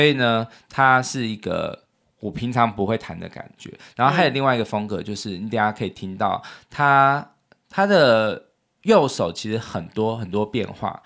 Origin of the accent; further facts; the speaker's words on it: Taiwan; 就是我们台湾人都很喜欢用日本货嘛